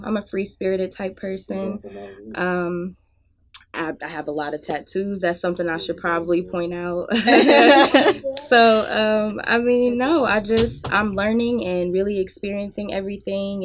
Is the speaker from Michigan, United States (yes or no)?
yes; Flint, Michigan, United States; now in Nashville, United States; I am from Flint, Michigan